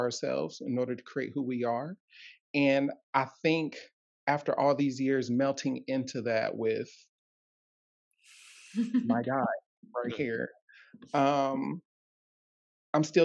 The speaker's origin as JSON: {"language": "English", "region": "Ohio", "country": "United States", "said": "I'm from Ohio"}